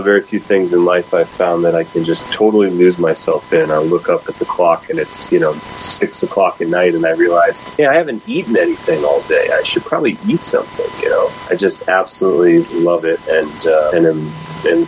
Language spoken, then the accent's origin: English; Midwest, United States; moved away; I grew up in the Midwest, you know, pretty far away from Hollywood